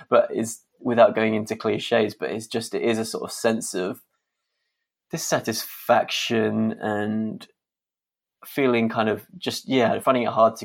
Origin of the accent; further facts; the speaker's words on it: London, United Kingdom; I'm kind of born and raised Londoner